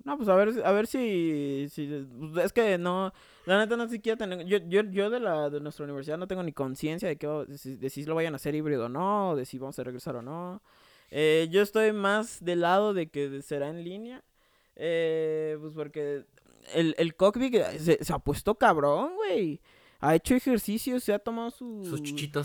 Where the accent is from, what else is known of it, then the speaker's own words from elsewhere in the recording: Mexico City, Mexico; yo soy de Coyoacán